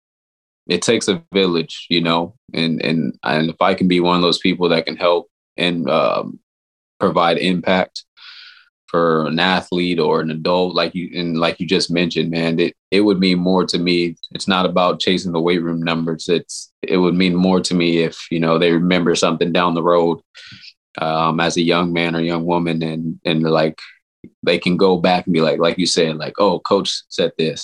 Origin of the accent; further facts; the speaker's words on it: Los Angeles, California, United States; also born or lived in Orange County, California / San Diego, California; now in Sacramento, United States; I'm from Southern California, grew up in Los Angeles, California, spent some time in Orange County toward my high school years